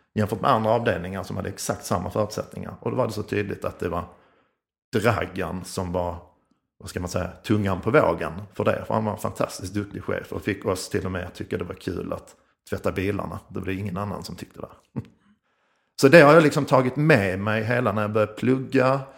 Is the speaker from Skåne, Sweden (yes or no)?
yes; Skåne, Sweden; accent: Scanian (skånska); Jag är skånsk som ni hör